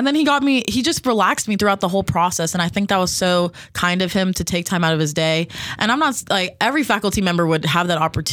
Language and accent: English; Las Vegas, Nevada, United States; moved away as an adult; I am from Las Vegas.